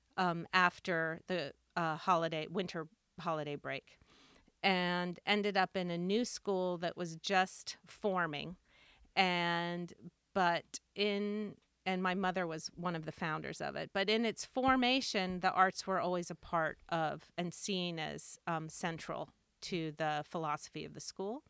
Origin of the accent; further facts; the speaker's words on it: Washington, District of Columbia, United States; also born or lived in Bethesda, Maryland / Cork, Ireland; I grew up in Washington, D C, and, um, and then in the, in a suburb of, of D C, Bethesda, Maryland